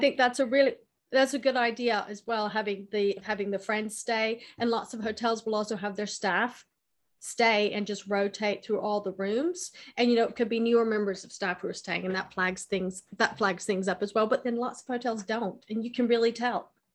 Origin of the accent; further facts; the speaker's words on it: United States; moved away as an adult; also born or lived in United Kingdom; now in France; I was born in America. Uh, I've lived half my life in America